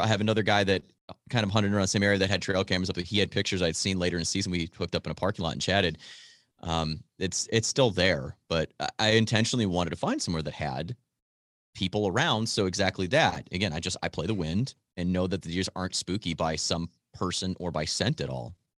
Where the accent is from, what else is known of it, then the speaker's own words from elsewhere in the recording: Wisconsin, United States; family always had property in Marinette County, which is the far northern, like, northeastern part of the state